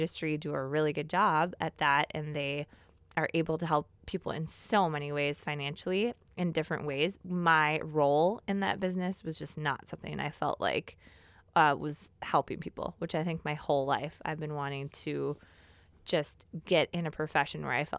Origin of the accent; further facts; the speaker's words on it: Golden Valley, Minnesota, United States; So I grew up in Golden Valley, Minnesota, attended Hopkins Public Schools. I then moved to Minnetonka when I was in junior high, and my parents built a house there and just kind of grew up.